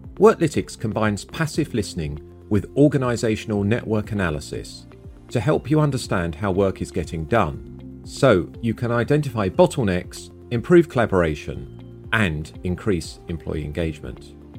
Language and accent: English; United Kingdom; I'm male, I'm British